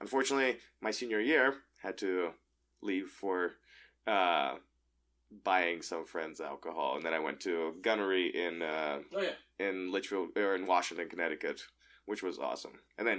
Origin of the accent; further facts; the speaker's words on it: Moscow, Russia; I grew up in Moscow, Russia.